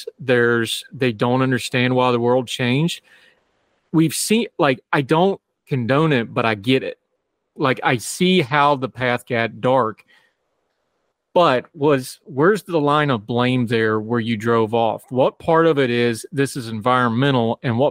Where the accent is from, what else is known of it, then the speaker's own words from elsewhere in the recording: West Virginia, United States; I come from West Virginia